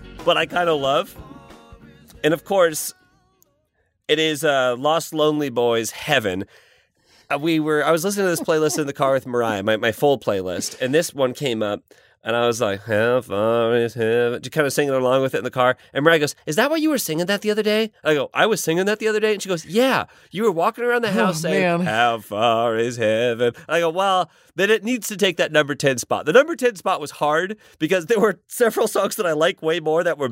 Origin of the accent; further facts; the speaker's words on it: Indiana, United States; I'm from Indiana, the Florida of the Midwest